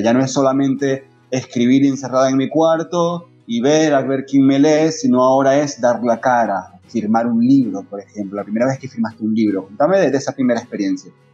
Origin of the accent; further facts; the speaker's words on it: Maracaibo, Zulia, Venezuela; yo soy de Maracaibo